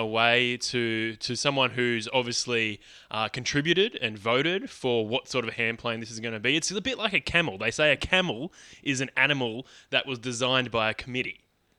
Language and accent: English; Sydney, New South Wales, Australia; We're from Sydney. We body surf around here.